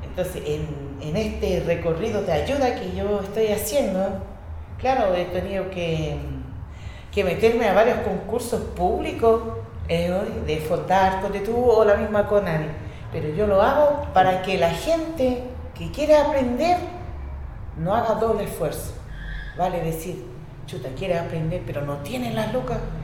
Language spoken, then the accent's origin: Spanish; Rapa Nui, Valparaíso, Chile; first language Spanish; Todas las familias Rapanui somos el pilar fundamental para mantener este idioma